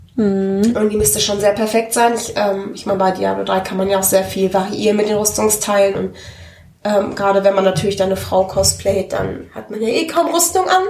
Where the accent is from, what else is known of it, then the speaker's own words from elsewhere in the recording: Hattingen, North Rhine-Westphalia, Germany; ich komme aus Hatting und wir hatten da eine, ein, sowas ist sowas wie Karstadt